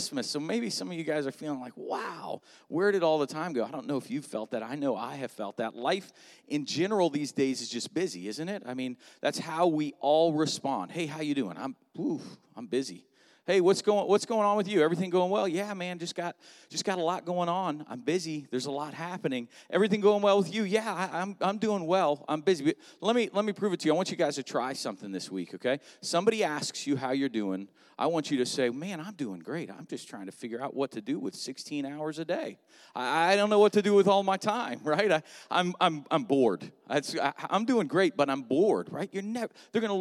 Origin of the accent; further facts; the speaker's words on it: South Florida, United States; also born or lived in Atlanta, Georgia; now in Melbourne, United States; I actually grew up in South Florida